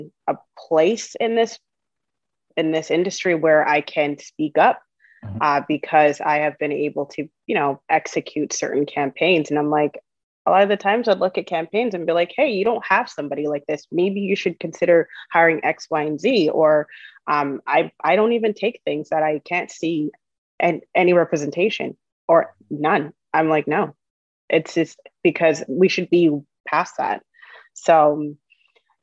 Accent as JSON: {"language": "English", "town": "Toronto", "region": "Ontario", "country": "Canada", "tie": "born or raised there", "also_born_or_lived": "Uganda", "second_language": "English", "said": "I grew up in Scarborough"}